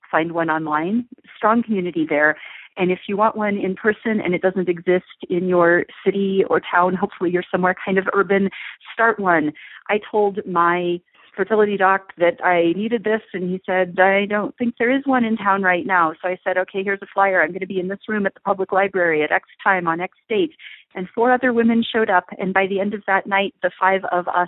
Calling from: Australia; Oh, hi. I'm calling from Australia

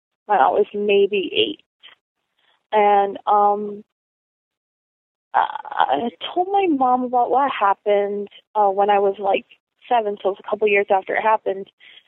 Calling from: Rhode Island, United States; I'm calling from Rhode Island.

